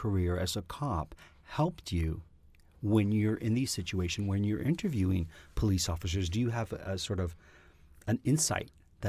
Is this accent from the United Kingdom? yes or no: no; Canada; Being a Canadian performer, seeing your friends on shows, and you're like, there's Shannon.